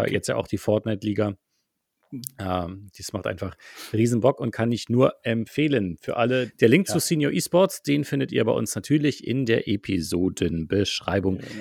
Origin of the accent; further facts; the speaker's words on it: Germany; bei uns in Deutschland